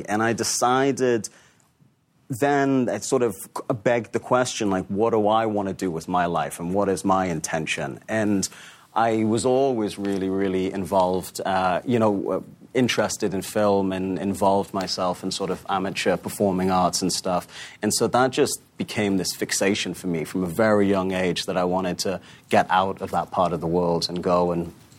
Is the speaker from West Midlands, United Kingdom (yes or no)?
no; Newcastle, North East England, United Kingdom; You know, I grew up in Newcastle, like you said